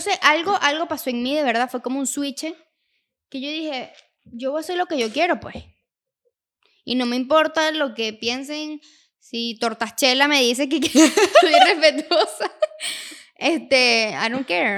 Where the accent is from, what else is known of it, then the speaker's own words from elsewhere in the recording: Venezuela; moved away as an adult; now in United States; nosotros somos de Venezuela